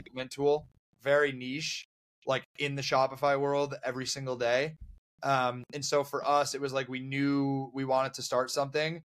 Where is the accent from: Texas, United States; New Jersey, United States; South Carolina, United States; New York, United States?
New York, United States; Buffalo; moved away; I'm from Buffalo originally